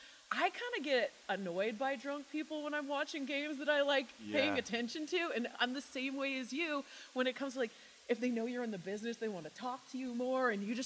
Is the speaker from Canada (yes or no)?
yes; Vancouver, British Columbia, Canada; Vancouver, yes.